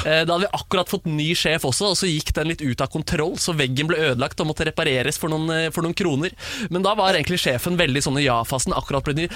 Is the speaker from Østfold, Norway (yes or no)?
no; Oslo, Norway; jeg er oppvokst på, på Bjørndal øst, og så flytta vi